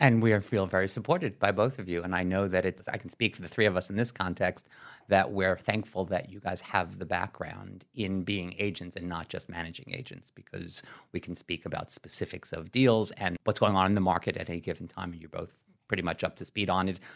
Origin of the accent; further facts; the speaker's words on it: New York City, New York, United States; I know I grew up in New York City. I'm from Brooklyn, live in Manhattan.